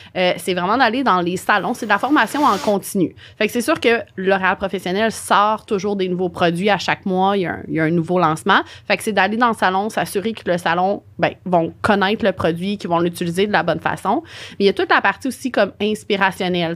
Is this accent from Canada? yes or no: yes; Montreal, Quebec, Canada; Je suis de Montréal, j'étais déménagée à Québec et je suis de retour à Montréal